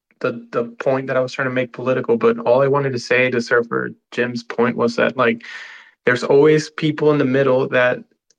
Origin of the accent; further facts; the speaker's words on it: Barinas, Venezuela; moved away; I grew up. I'm from Barinas, which is like the state where Hugo Chavez is from.